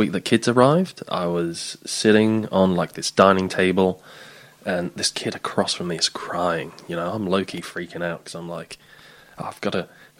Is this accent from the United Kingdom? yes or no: yes; England, United Kingdom; I'm from England.